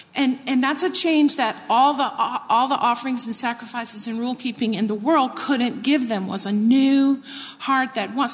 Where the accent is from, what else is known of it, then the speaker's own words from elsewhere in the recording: Texas, United States; I grew up in Texas.